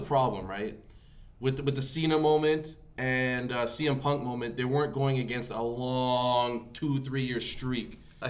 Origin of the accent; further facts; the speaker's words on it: Canada; I don't care if I'm Canadian.